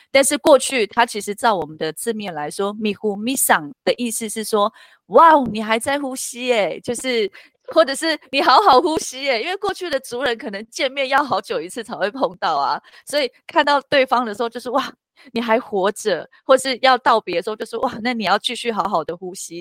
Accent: Taiwan; first language Bunun; Chinese is a second language; now in Taipei, Taiwan; 因为我是在部落长大，那我又是爷爷奶奶带大的，那我爷爷奶奶他们不太会说中文，不太会说华语，所以是全主语地教我

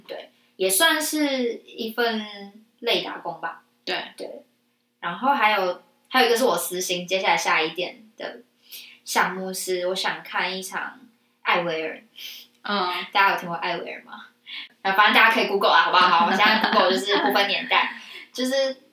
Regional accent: Taipei, Taiwan; 台北就大众交通工具算方便啦

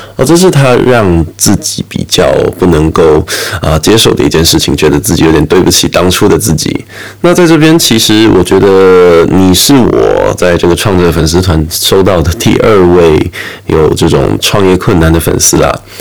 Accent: Taiwan; 我们台湾人

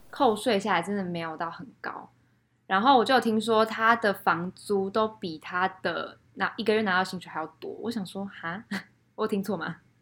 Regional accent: Taiwan; moved away as an adult; also born or lived in Shanghai, China; 身为一个台湾人

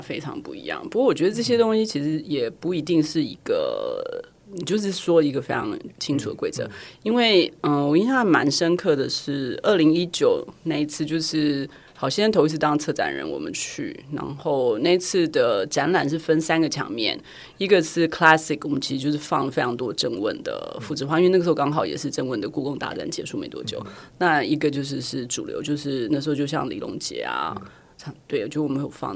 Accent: Taiwan; 大家问你哪里来，你就说台湾来

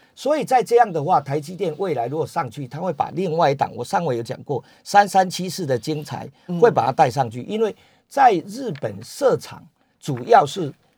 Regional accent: Taiwan; 我们台湾人

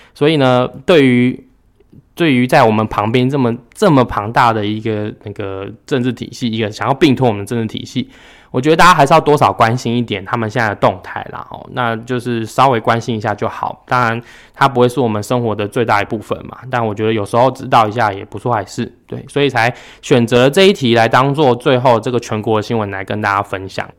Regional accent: Yilan County, Taiwan; 我们宜兰人

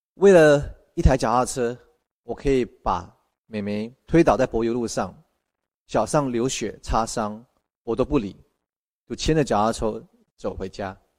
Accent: Malaysia; 来自马来西亚的

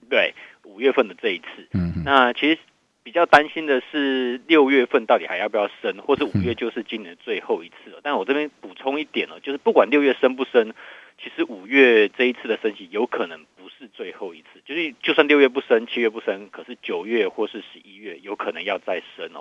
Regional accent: Taiwan; 我们台湾这边有富台期的结算哦

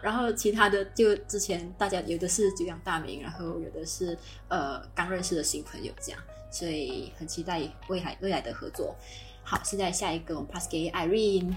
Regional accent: Malaysia; moved away as an adult; now in Germany; 我今年十三岁。呃，然后我，我来自马来西亚的人。诶，现在我在德国读master

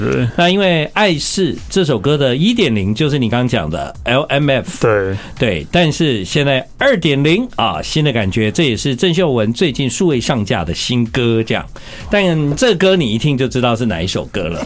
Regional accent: Taiwan; 我们台湾人的广东话突然变很好

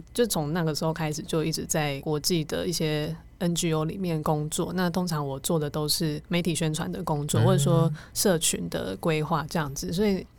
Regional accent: Taiwan; also born or lived in Kosovo / Vietnam / Hungary; 我是台湾来的，

